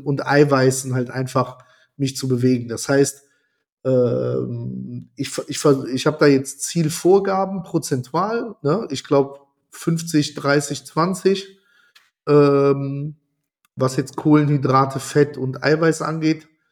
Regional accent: Italy; ich bin Italiener

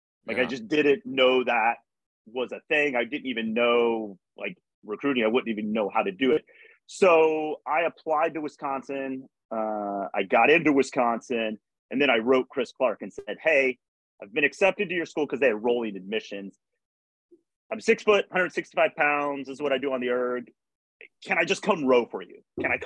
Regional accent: Berlin, Germany; born there; also born or lived in United States; I grew up in a military family. My father was in the military. I was born in Berlin, Germany. And then we moved back and I lived there from third grade to seventh grade. And then we came back to the U.S. in eighth grade

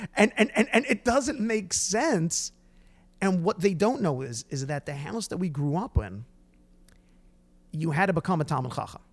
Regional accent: Brooklyn, New York, United States; we come from Brooklyn, New York

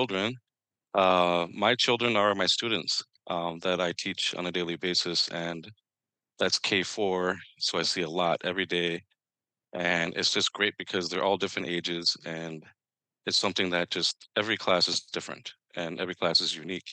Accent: Minnesota, United States; I come to you from Northeast Minneapolis, but I originated from the state of Minnesota

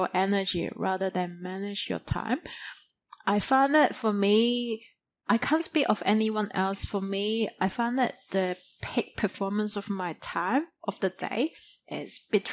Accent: China; moved away as an adult; now in Australia; when I grew up in China in primary school or high school, we always have this true dedicated nap time between 12 to 2

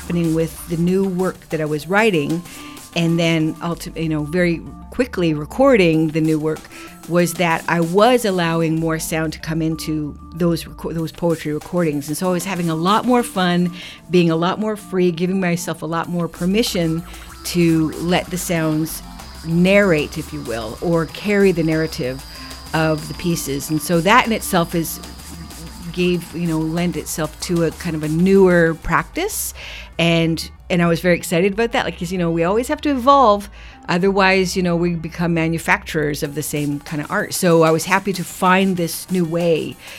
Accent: Six Nations, Ontario, Canada; moved away as an adult; now in Victoria, Canada; I am Mohawk Tuscarora from Six Nations, and I live here on traditional Coast Salish territory for 22 years

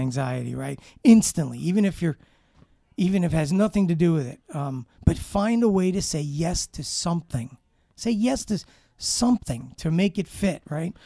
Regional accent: New York City, New York, United States; I grew up in Brooklyn, Brooklyn, New York.

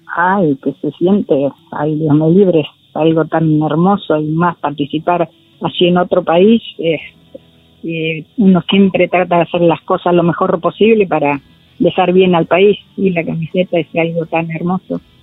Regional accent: Buenos Aires, Argentina; yo nací en Lugano, un lugar, un barrio, y eran todos varones, chicos de mi edad

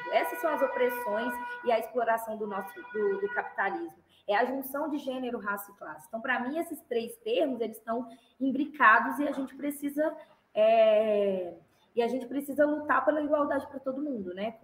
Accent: Belo Horizonte, Minas Gerais, Brazil; also born or lived in Santa Luzia, Brazil; compraram uma casa em Belo Horizonte, no bairro Minas Caixa, que é um bairro também da periferia de Belo Horizonte, é, na região de Venda Nova. E aí eu cresci a vida toda

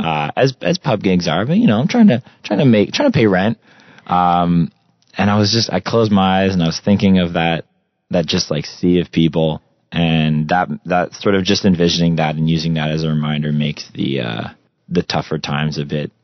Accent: Russell, Ontario, Canada; moved away; my hometown uh, in Rus- Russell, Ontario

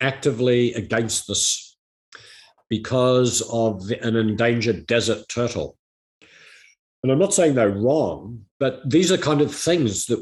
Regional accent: New Zealand; my home country of New Zealand

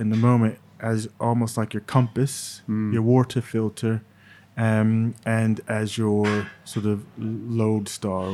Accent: New Jersey, United States; born or raised there

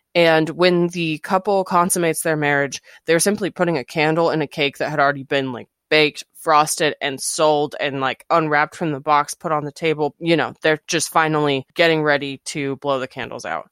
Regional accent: Arizona, United States; I'm from Arizona

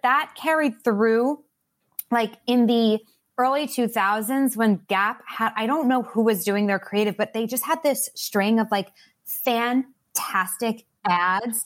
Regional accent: Long Island, New York, United States; I grew up on Long Island, like, right outside of New York

